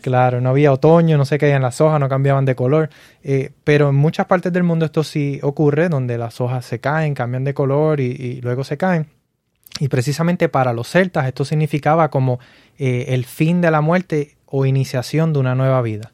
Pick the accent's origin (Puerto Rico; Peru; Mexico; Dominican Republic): Puerto Rico; now in Florida, United States; yo crecí en Puerto Rico